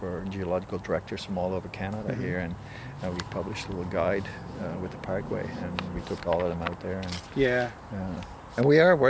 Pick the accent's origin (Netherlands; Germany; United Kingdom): Netherlands; moved away as an adult; I'm from Holland originally